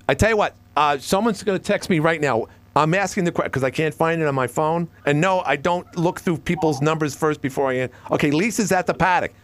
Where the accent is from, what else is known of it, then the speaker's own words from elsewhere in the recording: New York City, New York, United States; now in Watertown, United States; my hometown in Woodhaven, Queens